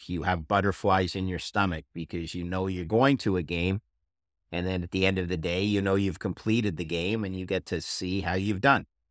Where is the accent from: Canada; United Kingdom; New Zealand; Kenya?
Canada; Montreal, Quebec; my hometown of Montreal